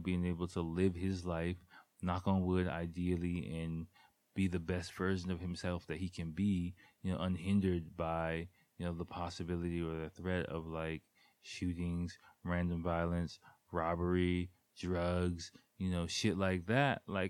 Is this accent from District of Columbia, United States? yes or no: yes; Washington, District of Columbia, United States; especially growing up in Washington, D.C. Nothing like, again, I love Washington, D.C.